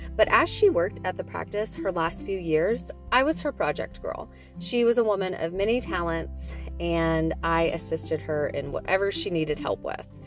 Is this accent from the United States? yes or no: yes; Nashville, Tennessee, United States; We're from Nashville.